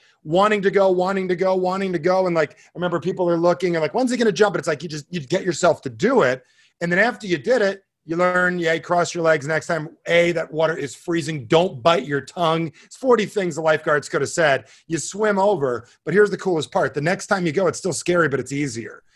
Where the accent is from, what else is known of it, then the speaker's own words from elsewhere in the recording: New Jersey, United States; growing up in Jersey in the old days